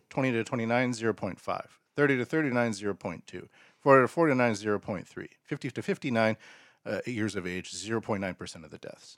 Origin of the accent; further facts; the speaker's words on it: Canada; now in Japan; I'm a Canadian